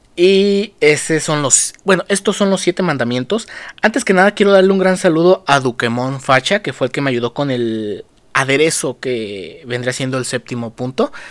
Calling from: Mexico; saludos desde México

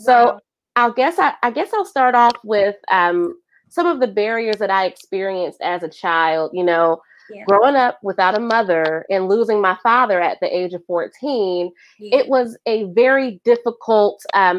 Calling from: Columbus, Ohio, United States; I am tuning in from Columbus, Ohio

